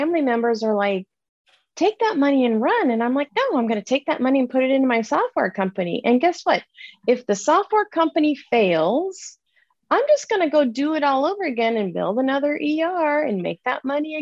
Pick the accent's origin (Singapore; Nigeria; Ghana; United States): United States; Southern California; I grew up in Southern California